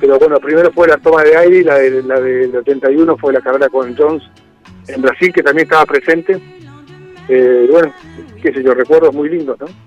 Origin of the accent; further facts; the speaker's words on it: Zapala, Neuquén, Argentina; nací en Zapala